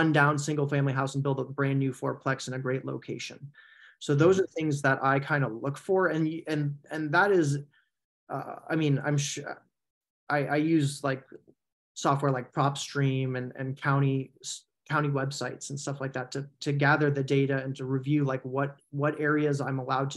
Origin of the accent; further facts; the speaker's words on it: San Francisco Bay Area, California, United States; moved away as an adult; also born or lived in North Carolina; I grew up in the San Francisco Bay Area